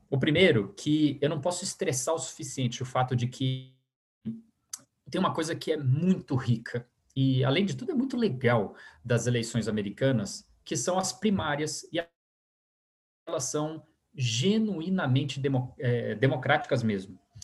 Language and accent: Portuguese; Brazil; also born or lived in United States; a gente, como brasileiros